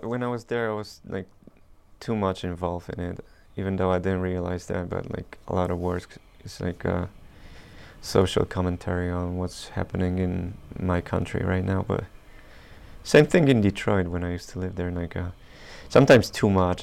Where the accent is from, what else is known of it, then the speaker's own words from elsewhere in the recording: Poland; we're from Poland